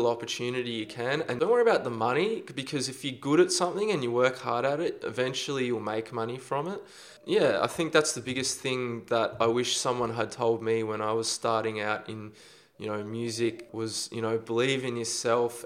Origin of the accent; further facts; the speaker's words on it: Australia; I'm an Australian producer.